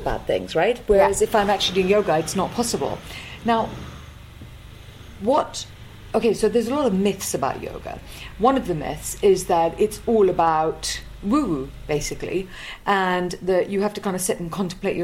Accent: North India, India; I come from the north of India

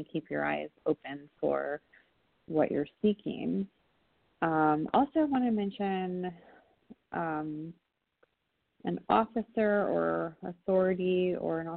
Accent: California, United States; I'm from California

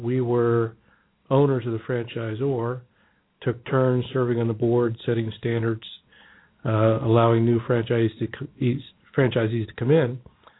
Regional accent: Cincinnati, Ohio, United States; I grew up in Cincinnati on the west side of town. My wife is from there. My parents still live there, actually. We now live downtown Cincinnati.

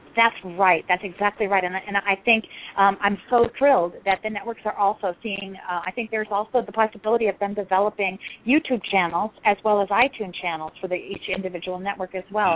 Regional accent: Scottsdale, Arizona, United States; moved away as an adult; also born or lived in Rapid City, South Dakota; I grew up in Arizona

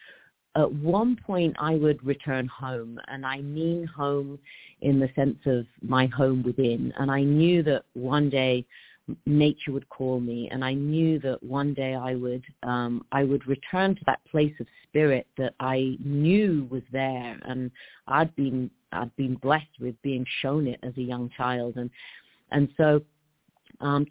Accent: English countryside, England, United Kingdom; I was brought up in the English countryside

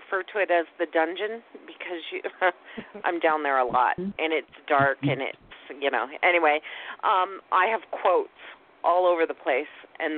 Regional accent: Canada; I'm Canadian

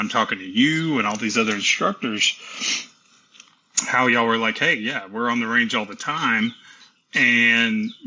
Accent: Tennessee, United States; also born or lived in Texas; I was born in Texas and raised in Tennessee

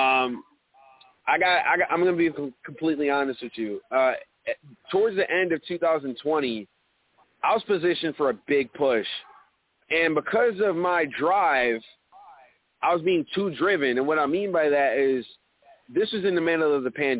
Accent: Elmira, New York, United States; my hometown of Elmira, New York

